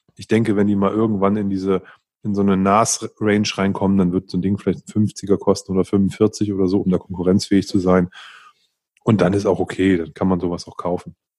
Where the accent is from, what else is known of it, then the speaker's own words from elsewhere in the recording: Northern Germany, Germany; moved away; ich bin ja im, im Norden groß geworden und da trinkt man halt Pilz.